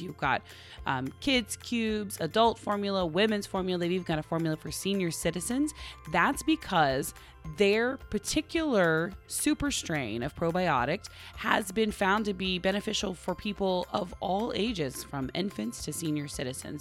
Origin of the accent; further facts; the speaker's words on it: Oklahoma, United States; now in California, United States; we're from Oklahoma originally